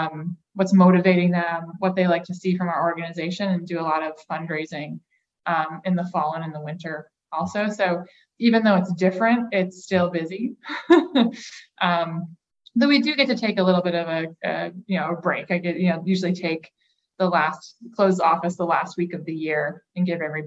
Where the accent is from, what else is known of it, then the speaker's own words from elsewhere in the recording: Massachusetts, United States; now in Medford, United States; I'm from Western Massachusetts, so my family is all just a couple hours west of the city. And I live in Medford